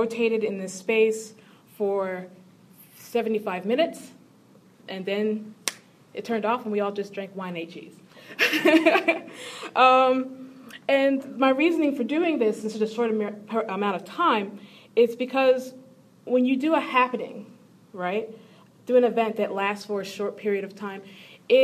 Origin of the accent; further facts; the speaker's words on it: Philadelphia, Pennsylvania, United States; moved away; also born or lived in Chicago; I'm not originally from Chicago, I'm from Philadelphia.